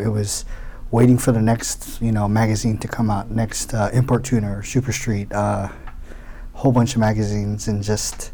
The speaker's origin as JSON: {"language": "English", "town": "Houston", "region": "Texas", "country": "United States", "tie": "born or raised there", "also_born_or_lived": "Daly City, California", "said": "I came to Houston when I was 6 months old. So I was practically raised"}